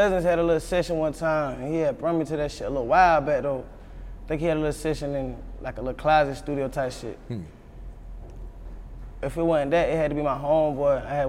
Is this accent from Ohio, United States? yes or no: no; South Carolina, United States; born or raised there; also born or lived in Boston, Massachusetts; now in Atlanta, United States